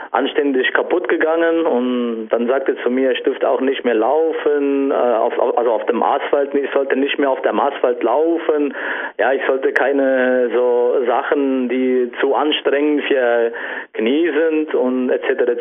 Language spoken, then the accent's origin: German; Saarlouis, Saarland, Germany; also ich komme aus Saarland, äh, ganz genau Saarlouis